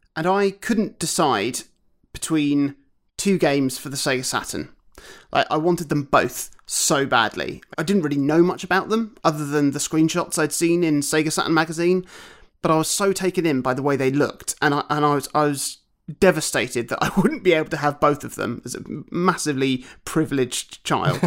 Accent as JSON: {"language": "English", "town": "Broadstairs", "region": "South East England", "country": "United Kingdom", "tie": "born or raised there", "said": "my hometown of Broadstairs"}